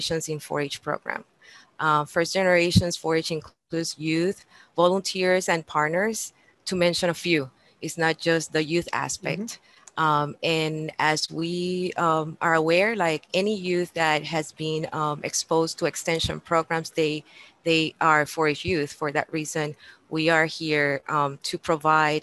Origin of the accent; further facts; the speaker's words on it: Puerto Rico; moved away as an adult; also born or lived in Florida / Texas; now in Indiana, United States; I'm native from Puerto Rico